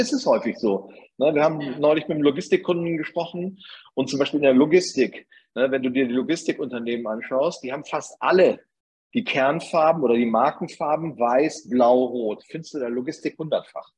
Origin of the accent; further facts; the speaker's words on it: Bremen, Germany; accent: northern German; moved away as an adult; now in Upper Bavaria, Germany; dass ich äh, wohl nach meinem Dialekt auch oder nach meiner Aufnahme ja. eindeutig aus Norddeutschland komme und nicht ja. aus Bayern